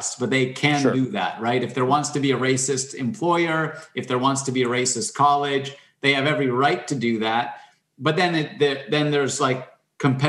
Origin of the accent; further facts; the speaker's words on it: Canada; I'm Canadian